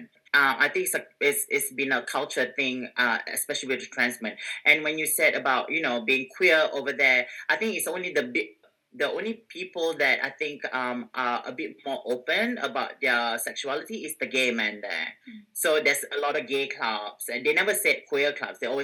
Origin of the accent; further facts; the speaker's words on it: Singapore; moved away as an adult; now in Australia; I come from Singapore